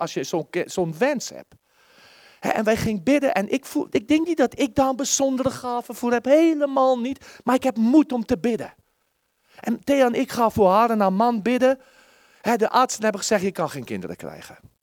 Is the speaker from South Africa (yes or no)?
yes; South Africa; Dutch is a second language; moved away; Ik heb al een keer verteld dat ik uit Zuid-Afrika kwam.